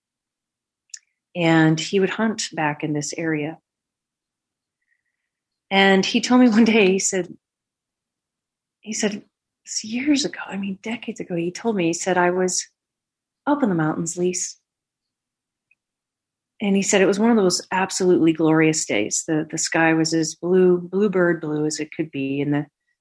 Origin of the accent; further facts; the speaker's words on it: the West, United States; we were raised in the West when the West was still pretty rough